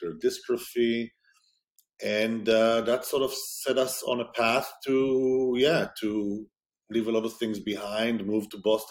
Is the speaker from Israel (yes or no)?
yes; Israel; growing up in Israel, the army piece is not discretionary.